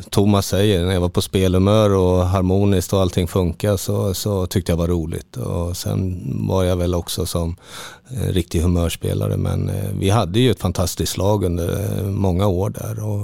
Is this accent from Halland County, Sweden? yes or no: yes; Halmstad, Halland County, Sweden; för emellan jul och nyår när jag var hemma i Halmstad.